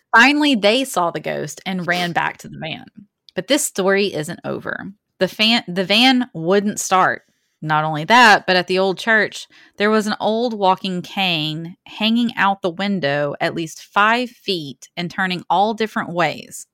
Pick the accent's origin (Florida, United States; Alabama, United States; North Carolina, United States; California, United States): Alabama, United States; we're also from Alabama